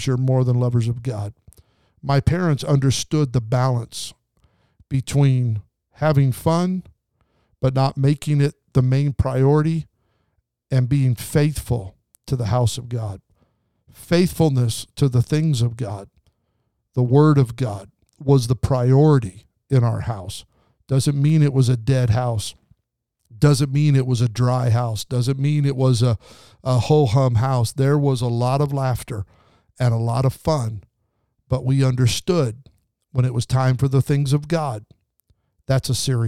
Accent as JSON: {"language": "English", "region": "southern Idaho", "country": "United States", "tie": "born or raised there", "moved": "yes", "lives_now": "Southern California, United States", "said": "We lived in southern Idaho, and in the wintertime, we got a lot of snow. That's why I live in Southern California."}